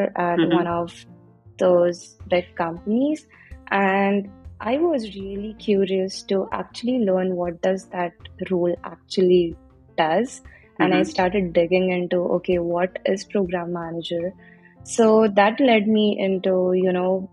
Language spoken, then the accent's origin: English; India; moved away as an adult; now in United States; I am originally from India, but I came to the States for my master's